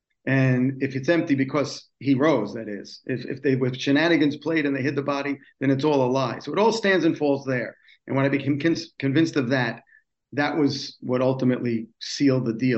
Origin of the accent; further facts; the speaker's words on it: New York City, New York, United States; I'm originally from New York City and raised in the city of New York and spent most of my life as a native New Yorker. Grew up in a Jewish home.